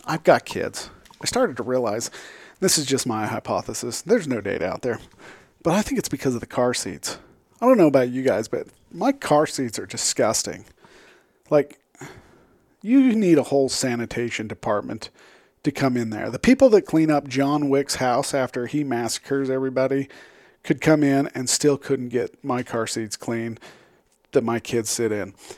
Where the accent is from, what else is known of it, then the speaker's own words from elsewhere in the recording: Utah, United States; I come from Utah